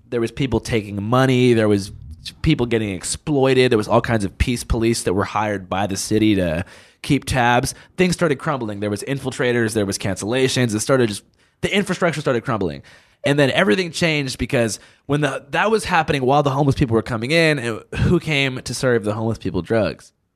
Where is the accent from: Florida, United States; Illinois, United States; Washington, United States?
Washington, United States; Seattle; moved away; where I grew up two blocks from Chubb, like, that Capitol Hill, I'm from